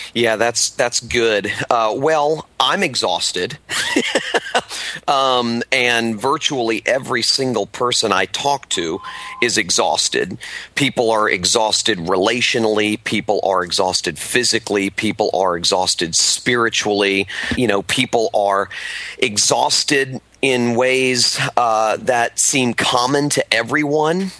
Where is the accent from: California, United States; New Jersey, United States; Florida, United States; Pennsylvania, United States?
Florida, United States; Miami; growing up in South Florida, in the Miami area